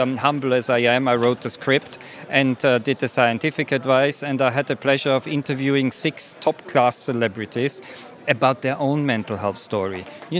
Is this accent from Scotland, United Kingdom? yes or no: no; Sheffield, Yorkshire and the Humber, United Kingdom; I'm from Sheffield, actually, originally.